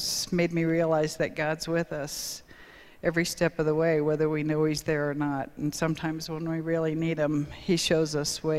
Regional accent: Albuquerque, New Mexico, United States; When I was about 6 or 7, growing up in Albuquerque

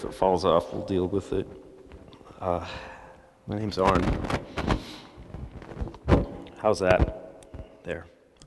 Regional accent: Salida, Colorado, United States; I grew up in Salida.

